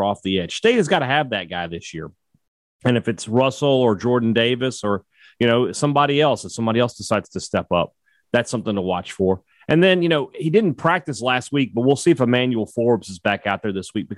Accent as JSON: {"language": "English", "country": "Lebanon", "said": "I'm from Lebanon."}